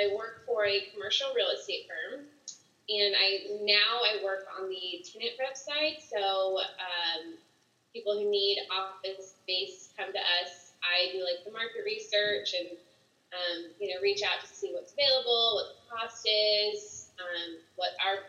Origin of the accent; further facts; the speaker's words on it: Dallas, Texas, United States; also born or lived in San Marcos, Texas; now in Austin, United States; I grew up in Dallas.